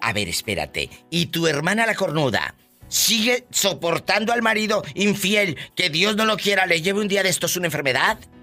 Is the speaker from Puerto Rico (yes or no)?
no; Matamoros, Tamaulipas, Mexico; yo soy de Matamoros